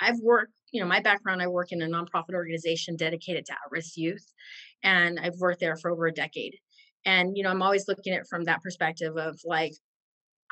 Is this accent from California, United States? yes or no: yes; California, United States; I'm from California